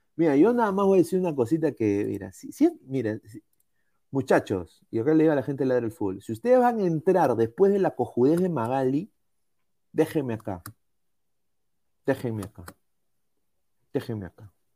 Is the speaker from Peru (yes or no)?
yes; Peru; mi país